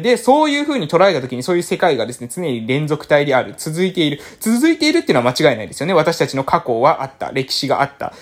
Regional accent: Japan; born or raised there

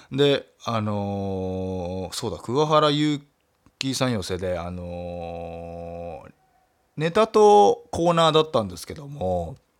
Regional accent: Nagasaki, Japan; moved away as an adult; now in Tokyo, Japan; 長崎からラジオ DJ 目指すと言って、えー、上京してきて

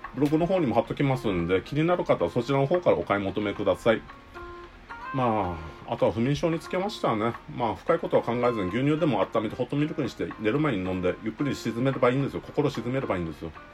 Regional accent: Okinawa, Japan; accent: Okinawan intonation; 僕はもう生まれも育ちもうちなですね。

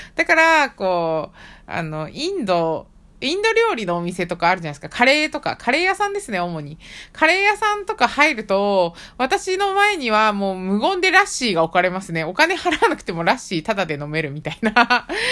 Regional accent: Tochigi, Japan; 地元栃木なんですけれども

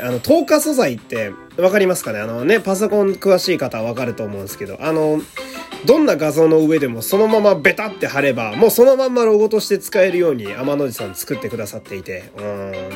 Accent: Fukui, Japan; moved away; 私が、え地元の福井県に帰省しているということで

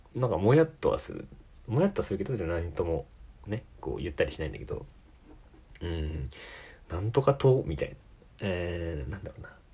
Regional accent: Tokyo, Japan; accent: Tokyo dialect (standard); 俺東京だけど

